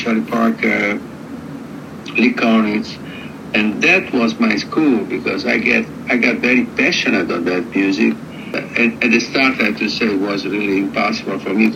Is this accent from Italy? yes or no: yes; Rome, Lazio, Italy; I was born in Rome, in Italy, that is quite far away from California, from the United States, and as a European jazz musician